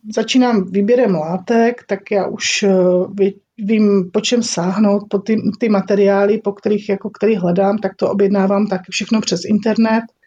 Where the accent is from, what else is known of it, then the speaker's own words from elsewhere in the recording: Olomouc, Olomouc Region, Czechia; My tady v Olomouci, protože já jsem z Olomouce